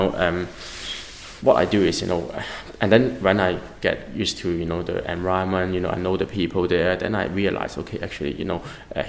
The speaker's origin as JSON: {"language": "English", "region": "England", "country": "United Kingdom", "said": "And then he would ask me, but because I come from England, right?"}